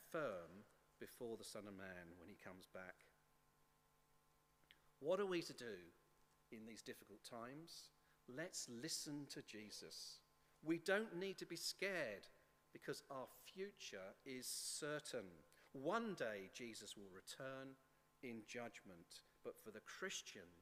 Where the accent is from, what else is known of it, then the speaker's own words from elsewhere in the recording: England, United Kingdom; As English